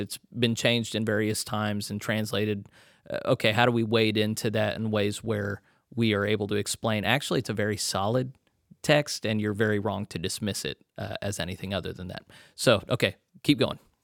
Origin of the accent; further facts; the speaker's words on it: Texas, United States; moved away; also born or lived in Conway, Arkansas / Little Rock, Arkansas; I was born in Texas.